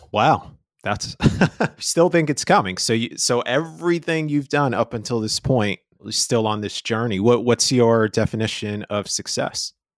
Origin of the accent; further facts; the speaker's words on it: New York, United States; I'm from New York